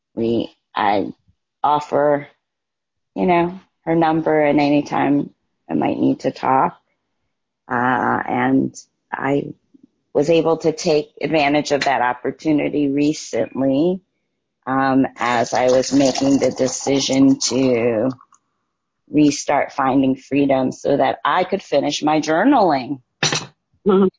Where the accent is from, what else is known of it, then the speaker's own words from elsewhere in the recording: Ghana; I'm from Ghana